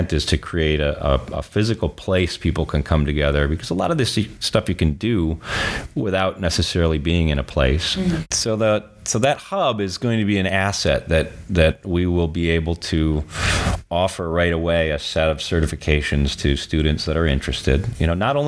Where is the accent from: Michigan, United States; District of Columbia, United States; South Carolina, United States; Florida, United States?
Michigan, United States; Marquette; moved away as an adult; also born or lived in California / New Zealand; I had a couple kids and wanted to raise them where I was raised. And so I moved back to Marquette